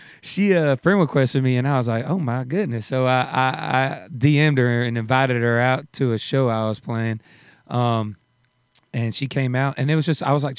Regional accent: Douglasville, Georgia, United States; also born or lived in Tyler, Texas; I was born in Texas, in Tyler, Texas. {S1} Okay. {S2} And then when I was 10 years old, I moved out to Georgia, about 30 minutes outside of Atlanta, a town called Douglasville.

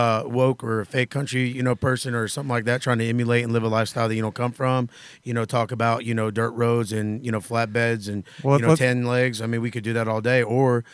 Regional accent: Florida, United States; I'm from Florida

